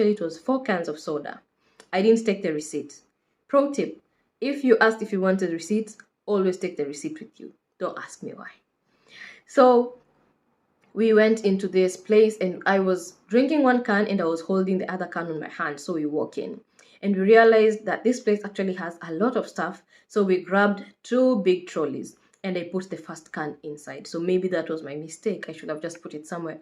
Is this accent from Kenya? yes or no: yes; Kenya; moved away as an adult; now in United Kingdom; I am a Kenyan nurse currently based in the UK.